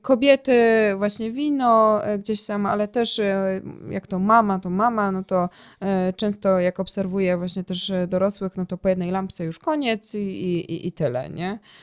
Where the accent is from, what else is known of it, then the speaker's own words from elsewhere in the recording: Ruda Śląska, Silesian Voivodeship, Poland; also born or lived in Sosnowiec; Ja jestem z Rudy Śląskiej i tutaj e, później całą działalność przeniosłam do Sosnowca